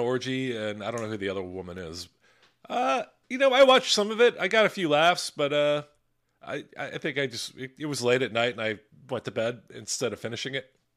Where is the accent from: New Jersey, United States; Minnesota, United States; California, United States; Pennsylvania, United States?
Pennsylvania, United States; Philadelphia; my hometown team, the Philadelphia Eagles